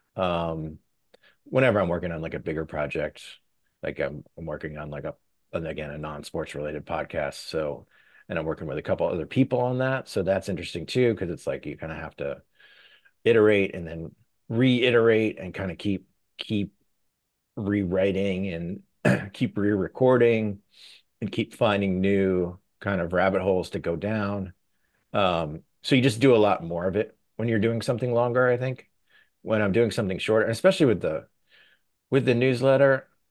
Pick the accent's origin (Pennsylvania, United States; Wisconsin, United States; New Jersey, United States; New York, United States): Pennsylvania, United States; State College; moved away; my hometown